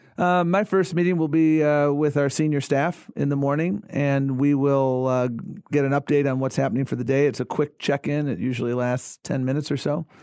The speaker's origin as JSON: {"language": "English", "town": "Buffalo", "region": "New York", "country": "United States", "tie": "born or raised there", "moved": "yes", "said": "I grew up in Buffalo, New York"}